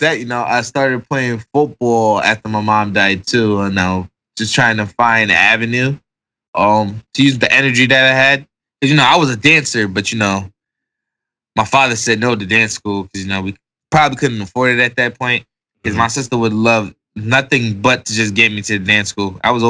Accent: Jamaica; All right, so being in Jamaican, all right. You know, my household was strict.

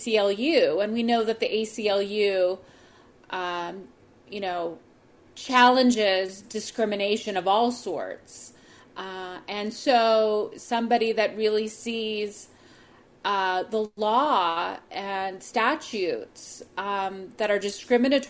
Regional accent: United States; as an American

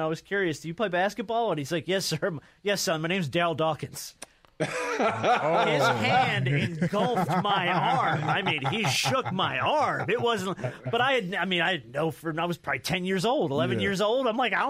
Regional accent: New Jersey, United States; I grew up in New Jersey.

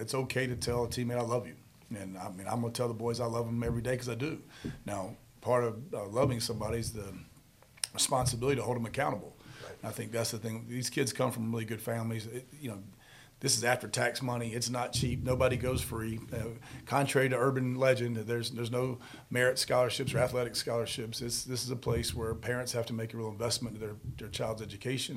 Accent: Charlotte, North Carolina, United States; born and raised in Charlotte.

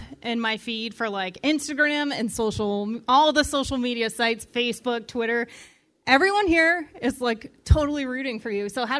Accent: Indiana, United States; moved away; I'm from Indiana.

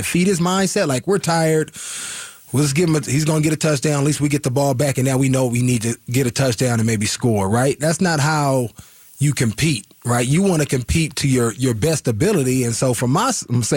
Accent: Oakland, California, United States; I grew up in the Bay Area, Oakland

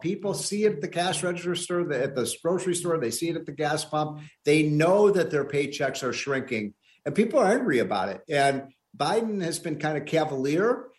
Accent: Illinois, United States; my home state of Illinois

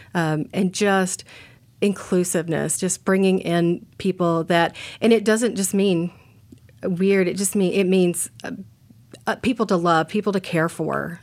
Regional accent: Texas, United States; moved away as an adult; now in Portland, United States; growing up in Texas

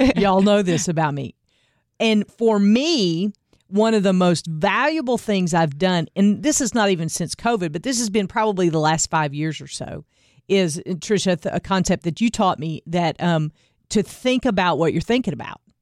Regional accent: the Bible Belt, the South, United States; I grew up in the Bible Belt, going to church every Sunday and doing the things

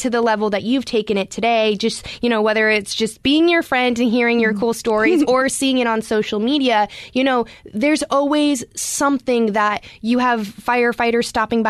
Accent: Glendale, Arizona, United States; I grew up in Glendale.

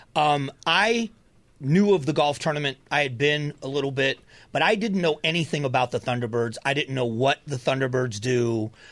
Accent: Florida, United States; now in Arizona, United States; I was raised in Florida, so I got to watch the Marlins start

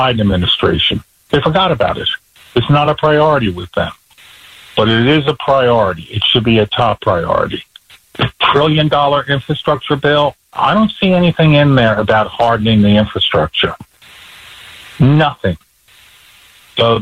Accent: Black Mountain, North Carolina, United States; my hometown in North Carolina, Black Mountain

